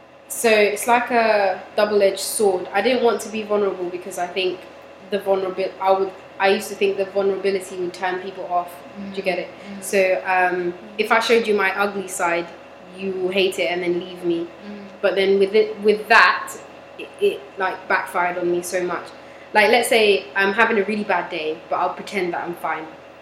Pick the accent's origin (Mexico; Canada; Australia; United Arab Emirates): Canada; Toronto, Ontario; I am from Toronto.